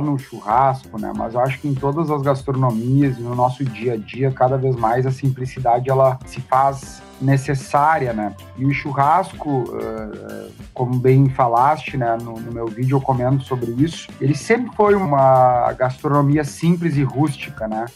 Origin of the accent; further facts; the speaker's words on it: Santana do Livramento, Rio Grande do Sul, Brazil; Eu sou nascido em Santana do Livramento, fronteira com Ribeiro, Uruguai